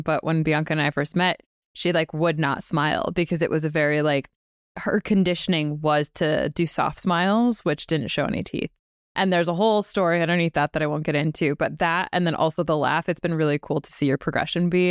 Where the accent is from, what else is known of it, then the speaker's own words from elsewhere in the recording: Western Massachusetts, United States; we grew up in Western Mass